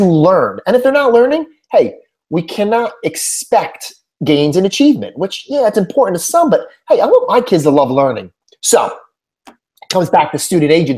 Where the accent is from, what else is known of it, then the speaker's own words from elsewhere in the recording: Northeast, United States; moved away as an adult; also born or lived in New Jersey; now in Houston, United States; before my move to Houston, I was born and raised in the Northeast